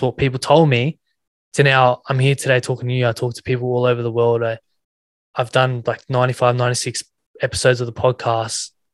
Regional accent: Sydney, New South Wales, Australia; I grew up in Western Sydney, um, New South Wales

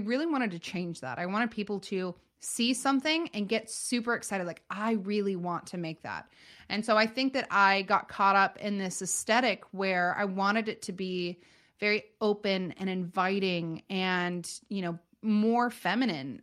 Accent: Northern California, United States; born and raised in Northern California

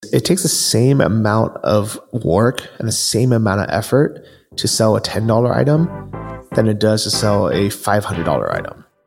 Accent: California, United States; moved away as an adult; I grew up in California

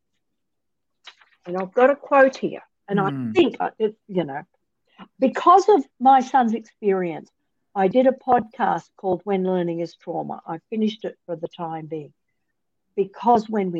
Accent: Australia; moved away as an adult; also born or lived in Lubbock, Texas; I'm Australian

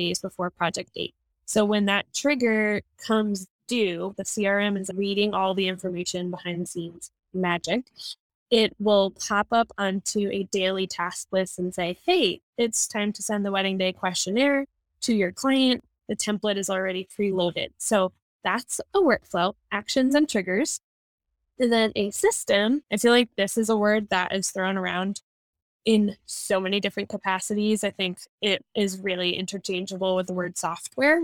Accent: New Jersey, United States; moved away as an adult; I am originally from New Jersey, but me and my husband are RVing around the country

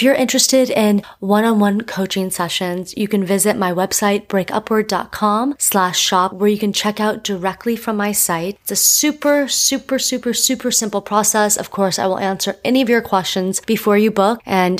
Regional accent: Miami, Florida, United States; I'm from Miami

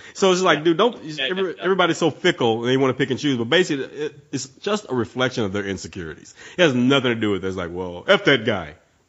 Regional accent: the South, United States; I've been born and raised in the South.

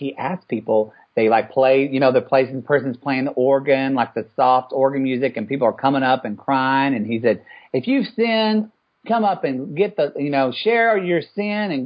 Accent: the South, United States; here I am as a white privileged male growing up in the South

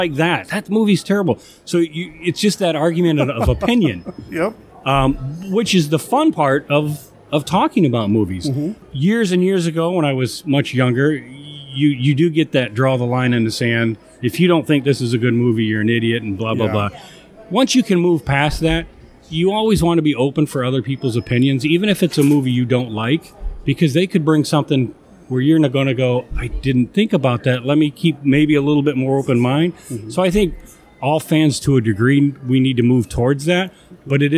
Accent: Chicago, Illinois, United States; I'm from the Chicagoland area, so it's going to be Svengoolie. I grew up watching him back in the day

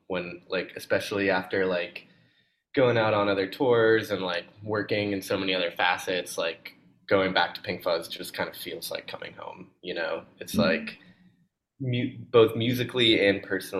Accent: Boulder, Colorado, United States; I didn't know anything else at the time growing up in Boulder

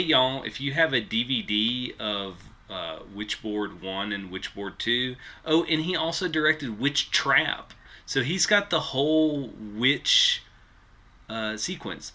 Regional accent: West Tennessee, United States; I grew up in West Tennessee

